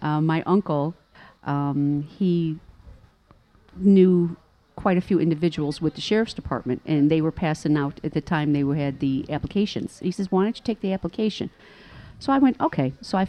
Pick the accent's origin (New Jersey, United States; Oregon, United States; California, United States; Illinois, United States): Illinois, United States; Chicago; I was born and raised in Chicago, started off in Canaryville.